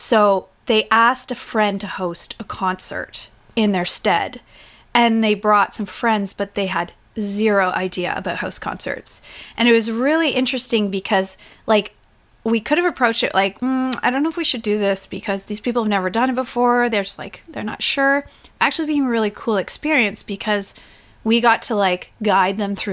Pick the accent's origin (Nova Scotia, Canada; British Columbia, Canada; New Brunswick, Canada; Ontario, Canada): Ontario, Canada; Whitby; I grew up in Whitby, Ontario, which is just east of Toronto.